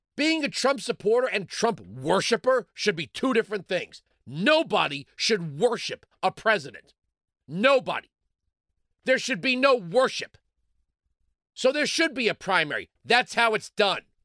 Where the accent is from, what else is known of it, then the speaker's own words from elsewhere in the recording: Hollywood, Florida, United States; moved away; also born or lived in Fort Walton Beach, Florida; I was born in Hollywood